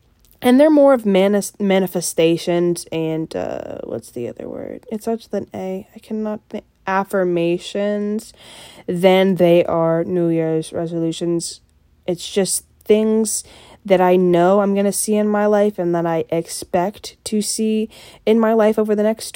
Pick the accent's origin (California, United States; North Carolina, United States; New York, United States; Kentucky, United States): Kentucky, United States; Simpsonville; I grew up in Simpsonville